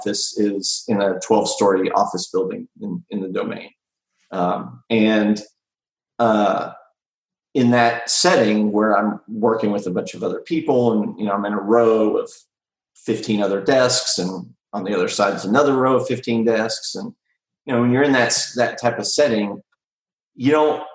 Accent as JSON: {"language": "English", "town": "Austin", "region": "Texas", "country": "United States", "tie": "born or raised there", "said": "I'm from Austin"}